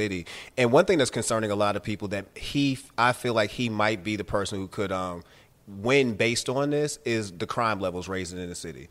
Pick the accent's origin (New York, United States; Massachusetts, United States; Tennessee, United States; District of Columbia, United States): Massachusetts, United States; Boston; now in Atlanta, United States; I'm from Boston